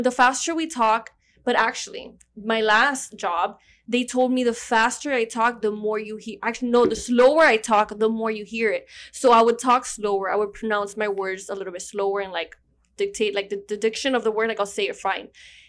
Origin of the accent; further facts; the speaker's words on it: Miami, Florida, United States; accent: Miami; first language Spanish; English is a second language; also born or lived in Georgia; You wish you had this Miami accent.